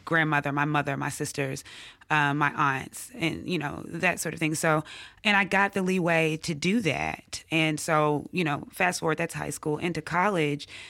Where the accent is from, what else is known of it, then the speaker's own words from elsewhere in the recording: Jackson, Mississippi, United States; also born or lived in Atlanta / Oxford, Mississippi; I grew up here in Jackson, Mississippi